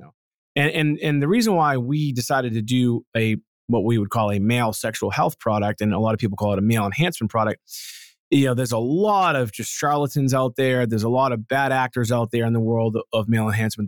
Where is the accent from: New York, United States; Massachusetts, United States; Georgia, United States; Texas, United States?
Massachusetts, United States; Boston; I'm from Boston